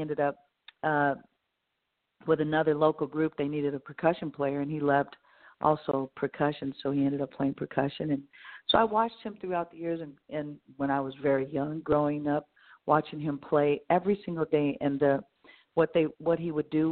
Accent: Bay Area, California, United States; growing up in the Bay Area, you know, listening to music

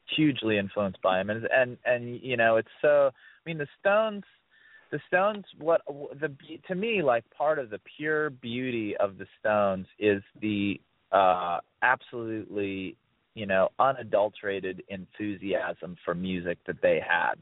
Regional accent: Ohio, United States; the same town that I grew up in in Ohio

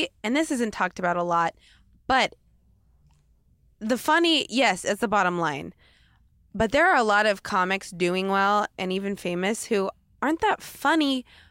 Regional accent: Portland, Oregon, United States; Like, I felt that from Portland. I came from Portland.

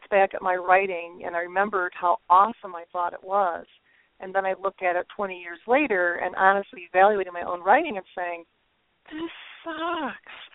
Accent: Waverly, New York, United States; I grew up in uh, the village of Waverly, New York, which is where I currently live again.

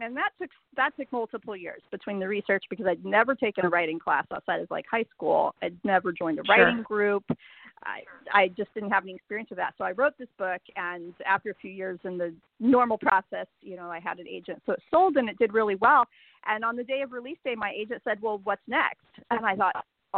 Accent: Denver, Colorado, United States; now in San Antonio, United States; I grew up in Denver

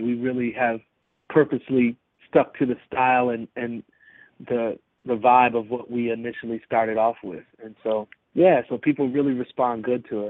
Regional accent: Milwaukee, Wisconsin, United States; also born or lived in Hennings, Tennessee; now in Atlanta, United States; I was raised in Milwaukee

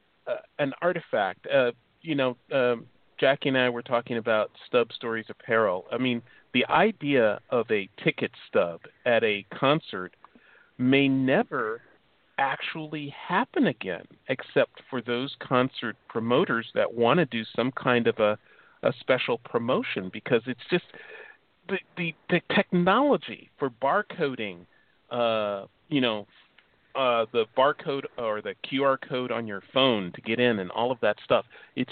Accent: Chicago, Illinois, United States; now in California, United States; I'm from Chicago.

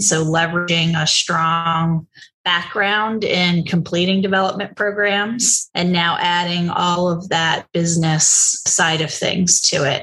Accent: New Jersey, United States; moved away; also born or lived in Boston; I grew up in New Jersey

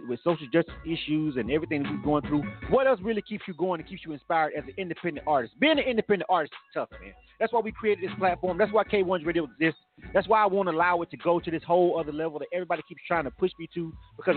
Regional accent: Panama City, Florida, United States; born or raised there; now in Atlanta, United States

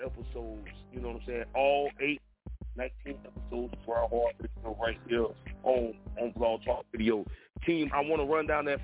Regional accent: Florida, United States; I'm born and raised in Florida.

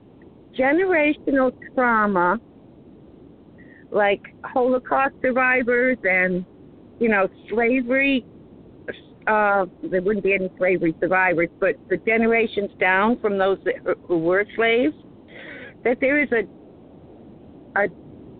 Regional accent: New England, United States; I was raised in New England

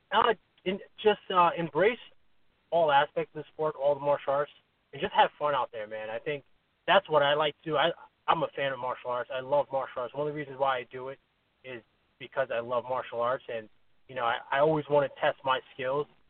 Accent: New York, United States; now in Connecticut, United States; I'm from New York, but you know, I live in Connecticut now.

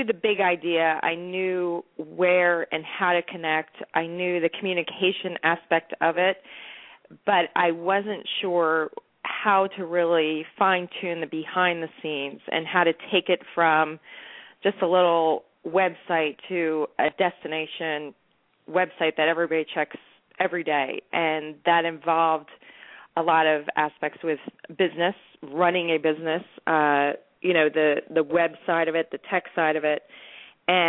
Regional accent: New Jersey, United States; I'm from New Jersey, and all my relatives are from New York

